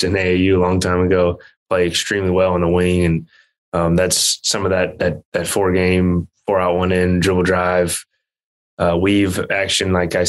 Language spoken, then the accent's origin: English; Kansas, United States; I grew up in Kansas.